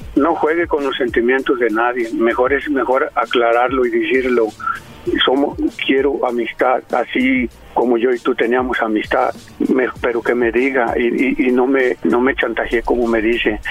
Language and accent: Spanish; Jalisco, Mexico; Yo soy de Jalisco